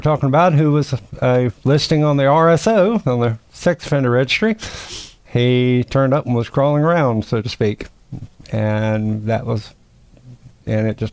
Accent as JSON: {"language": "English", "region": "the South", "country": "United States", "said": "I'm a Southerner"}